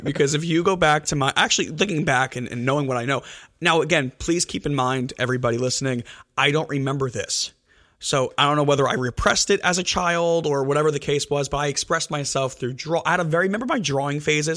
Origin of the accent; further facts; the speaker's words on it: Elmwood Park, New Jersey, United States; I'm from Elmwood Park